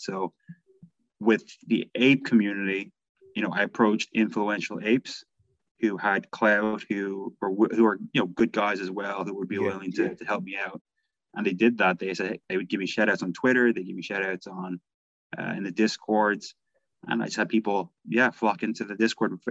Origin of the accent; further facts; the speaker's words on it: Ireland; I'm Irish, so you know my wife's my wife's from Manchester